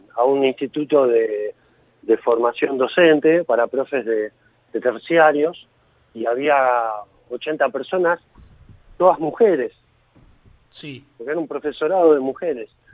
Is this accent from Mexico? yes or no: no; Villa Gesell, Buenos Aires Province, Argentina; soy de Gessel